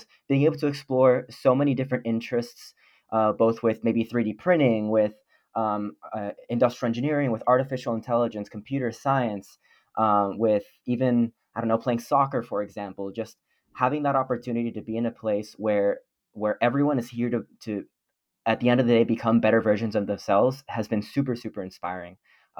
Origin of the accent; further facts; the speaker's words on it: Miami, Florida, United States; moved away as an adult; now in Indiana, United States; So I'm from Miami, Florida, in a place full of beaches, nice warm weather.